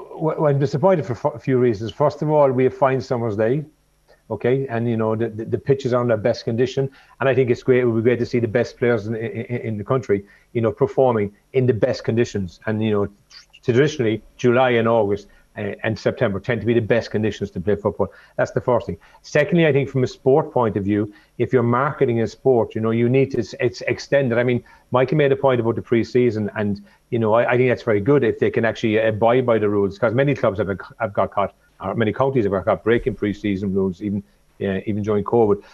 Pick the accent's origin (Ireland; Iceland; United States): Ireland; Cork, Munster; growing up in Cork